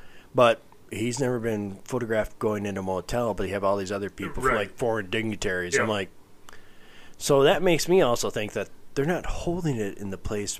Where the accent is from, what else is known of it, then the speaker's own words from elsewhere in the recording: South Dakota, United States; we are from South Dakota.